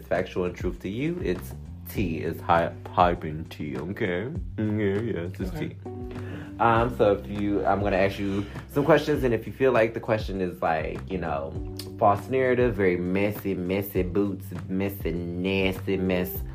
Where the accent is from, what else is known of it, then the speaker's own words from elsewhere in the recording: Detroit, Michigan, United States; also born or lived in Bronx, New York; now in Boston, United States; I grew up in Detroit